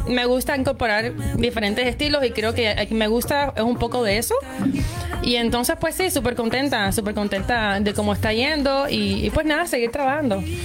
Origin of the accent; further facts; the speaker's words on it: Cuba; also born or lived in Cayman Islands / Miami; now in Montreal, Canada; desde que salí de Cuba, eh, viví en Islas Caimán, viví en, Miami